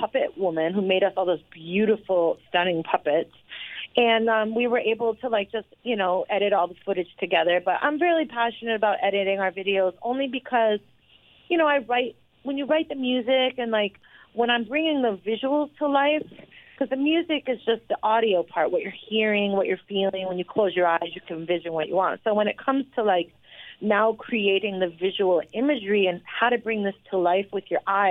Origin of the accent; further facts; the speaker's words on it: New York, United States; I'm home, and I'm a New Yorker